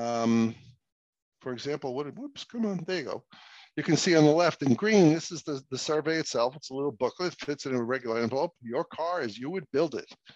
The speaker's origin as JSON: {"language": "English", "town": "New York City", "region": "New York", "country": "United States", "tie": "born or raised there", "also_born_or_lived": "Boston", "moved": "as an adult", "said": "I grew up in New York City"}